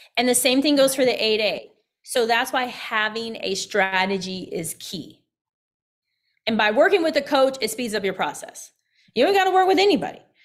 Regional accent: Midwest, United States; also born or lived in Evansville, Indiana; being a Midwesterner, I lived in Indiana, lived in Evansville, Indiana

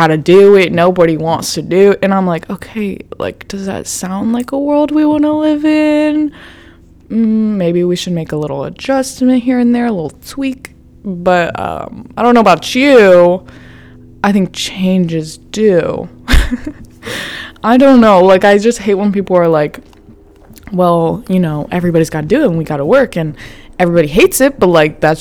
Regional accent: Florida, United States; I'm from Florida

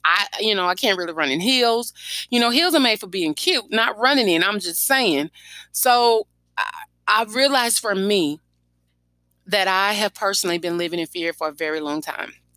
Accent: Baton Rouge, Louisiana, United States; my hometown about the coronavirus death toll that have hit us in East Baton Rouge

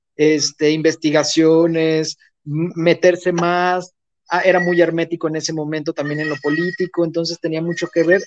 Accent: Mexico; como buen este, eh, mexicano

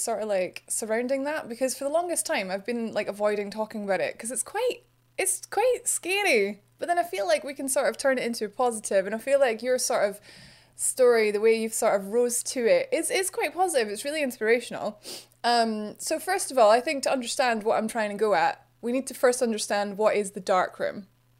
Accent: Kinross, Scotland, United Kingdom; I am from Kinross, which is near Perth, but obviously the Scotland version of Perth.

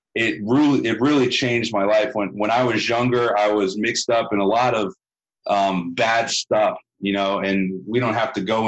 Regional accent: the South, United States; growing up in the South

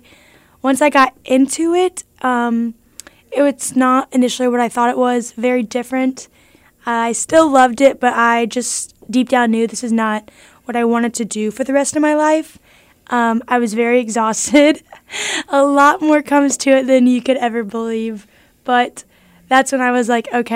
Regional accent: Lawson, Missouri, United States; now in Warrensburg, United States; I went back home to my hometown, which is Lawson

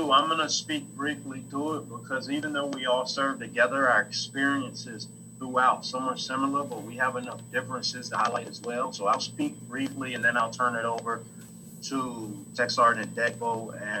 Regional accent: North Carolina, United States; moved away as an adult; now in Vermont, United States; I'm originally from North Carolina. I came here to go to Norwich University. I went to Norwich University from 02 to 06.

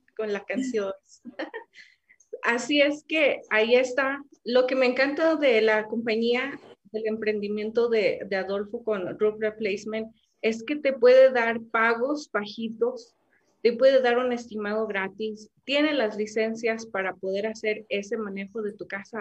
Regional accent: Mexico; first language Spanish; also born or lived in California; como decimos aquí en México

